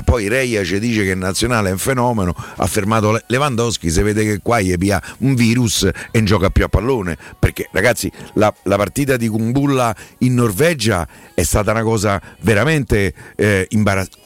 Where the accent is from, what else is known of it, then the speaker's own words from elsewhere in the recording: Rome, Lazio, Italy; da romano